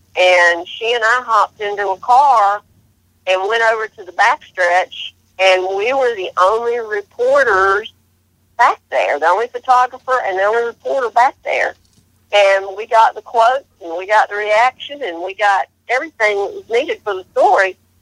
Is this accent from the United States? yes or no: yes; Canton, North Carolina, United States; I grew up in Canton